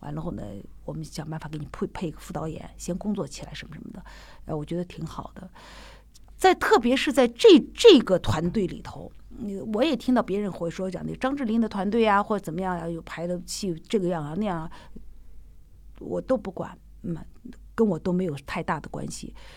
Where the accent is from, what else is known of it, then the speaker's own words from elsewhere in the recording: Xi'an, Shaanxi, China; accent: Northwestern accent; Shaanxi; 后来我们西安人都会这样子